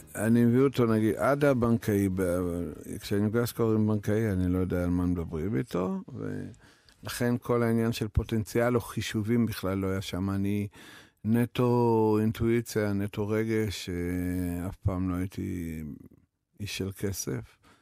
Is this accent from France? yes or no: no; Belarus; Hebrew is a second language; also born or lived in Kiryat (Krayot), Israel; now in Israel; שברוסיה לבנה, שם גדלתי